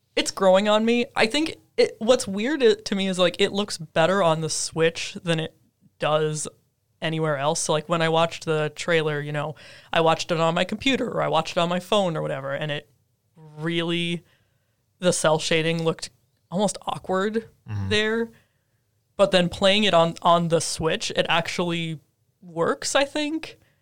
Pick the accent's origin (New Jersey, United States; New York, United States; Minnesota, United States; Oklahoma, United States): Minnesota, United States; moved away as an adult; back home in Minnesota